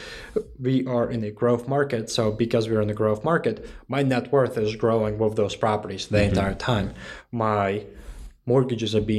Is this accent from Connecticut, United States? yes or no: yes; Connecticut, United States; moved away as an adult; now in Raleigh, United States; I'm from Connecticut